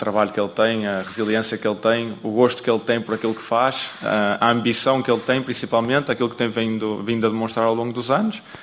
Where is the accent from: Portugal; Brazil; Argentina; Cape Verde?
Portugal; nós, como portugueses